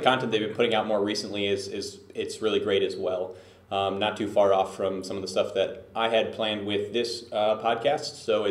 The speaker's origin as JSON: {"language": "English", "town": "Detroit", "region": "Michigan", "country": "United States", "lives_now": "Los Angeles, United States", "said": "I was from Detroit, and you know, I had to really move to Los Angeles to get a full-time gig with esports."}